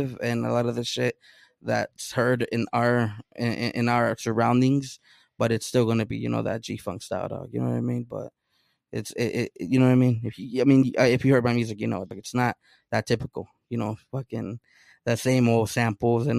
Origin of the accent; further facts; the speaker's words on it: Oceanside, California, United States; first language Spanish; English is a second language; Oceanside, man, it's the beach, palm trees, lowriders, surfing